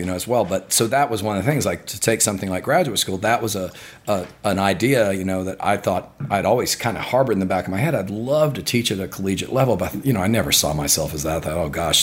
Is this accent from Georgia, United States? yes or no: no; Gainesville, Florida, United States; I grew up in Gainesville, Florida